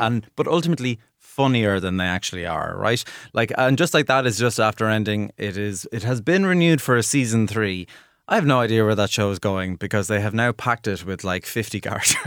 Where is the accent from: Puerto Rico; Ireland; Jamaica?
Ireland; as an Irish viewer